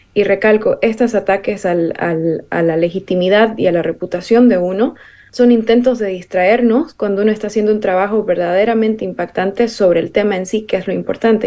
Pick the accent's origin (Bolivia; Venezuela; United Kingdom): Bolivia; para nosotros em, como identidad boliviana